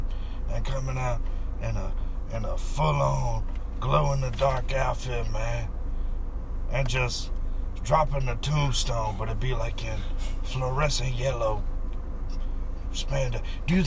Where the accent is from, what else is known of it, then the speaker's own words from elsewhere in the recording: Mississippi, United States; we're from Mississippi